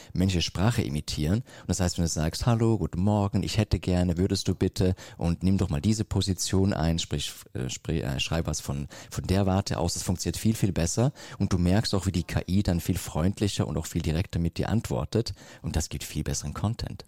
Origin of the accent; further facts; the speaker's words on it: Switzerland; ich komme aus der Schweiz